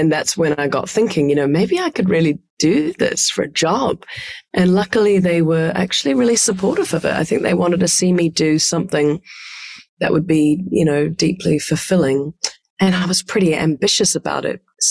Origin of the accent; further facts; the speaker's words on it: Hamilton, Waikato, New Zealand; moved away as an adult; also born or lived in Melbourne, Australia / Los Angeles, United States; now in New York, United States; the agricultural center of Hamilton that I was born in New Zealand